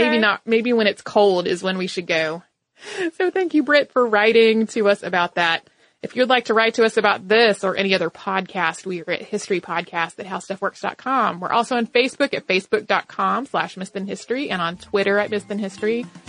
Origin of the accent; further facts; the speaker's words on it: Bermuda; I grew up in Bermuda and spent a lot of time at the museum